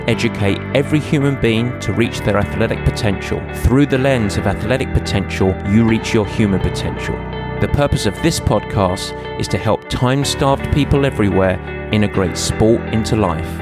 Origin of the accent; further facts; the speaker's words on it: England, United Kingdom; English like myself